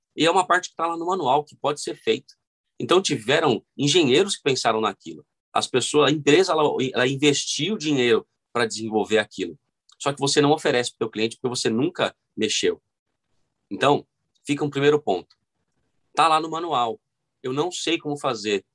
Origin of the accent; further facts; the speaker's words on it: São Paulo, Brazil; eu nasci é, aqui na Zona Sul de São Paulo, cresci no Grajaú